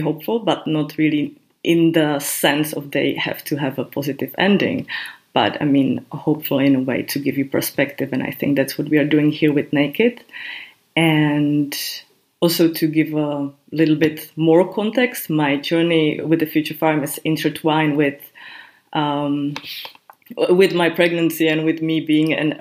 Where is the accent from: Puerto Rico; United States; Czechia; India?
Czechia; also born or lived in Prague; I come from Czech Republic, I live in Prague. And then I think in my country